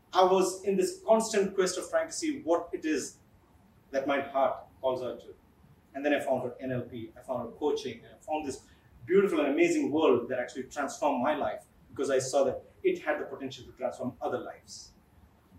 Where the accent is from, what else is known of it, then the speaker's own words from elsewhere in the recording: Kerala, India; I am from Kerala